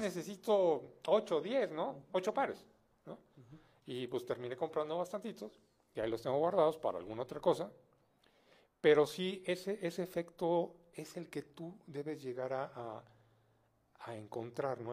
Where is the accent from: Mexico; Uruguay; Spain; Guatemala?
Mexico; Mexico City; soy mexicano de nacimiento, pero soy hijo de francés